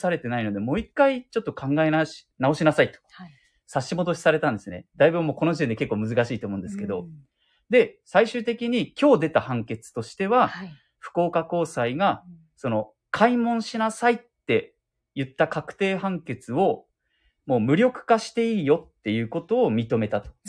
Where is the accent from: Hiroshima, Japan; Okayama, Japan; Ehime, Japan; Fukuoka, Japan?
Fukuoka, Japan; だからもう、喫水の博多っ子、うん、福岡市出身なので、ねえ、ほんと気になるな。